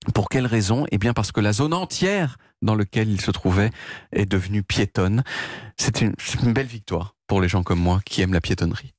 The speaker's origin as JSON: {"language": "French", "country": "France", "said": "je suis français"}